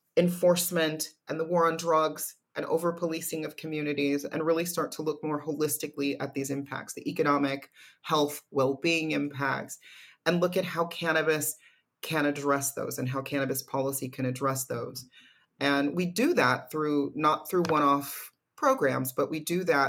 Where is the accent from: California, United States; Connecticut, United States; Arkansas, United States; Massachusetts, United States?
California, United States; my home state of California